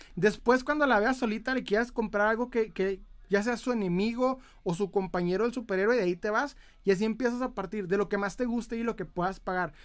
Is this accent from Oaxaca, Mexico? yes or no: no; Ciudad Juárez, Chihuahua, Mexico; Soy de Ciudad Juárez, Chihuahua.